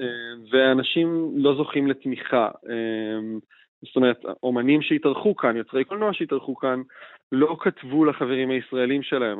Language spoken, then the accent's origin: Hebrew; Israel; אנחנו, אנחנו כישראלים